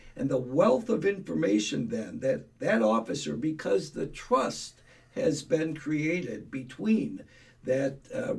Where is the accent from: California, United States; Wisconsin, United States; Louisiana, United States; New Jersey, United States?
Wisconsin, United States; Milwaukee; when I grew up in Milwaukee, born and raised.